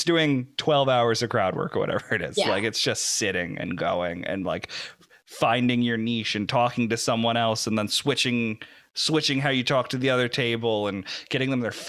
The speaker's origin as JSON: {"language": "English", "region": "New Jersey", "country": "United States", "also_born_or_lived": "the Deep South", "moved": "yes", "said": "I got to fake an accent so they don't know I'm from New Jersey."}